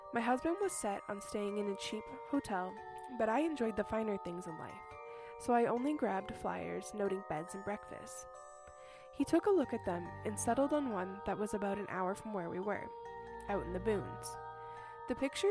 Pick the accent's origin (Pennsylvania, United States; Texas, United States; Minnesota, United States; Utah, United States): Texas, United States; I'm from Texas